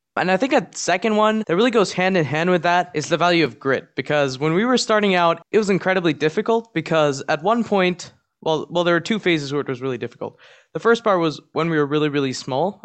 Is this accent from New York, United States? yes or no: no; Maryland, United States; Maryland, which is my home state